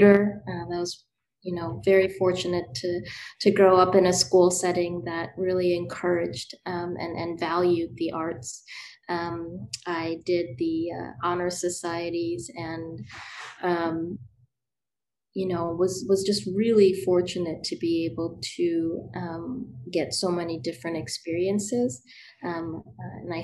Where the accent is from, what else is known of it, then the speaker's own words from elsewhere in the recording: Madison, Wisconsin, United States; I am born and raised in Madison, Wisconsin.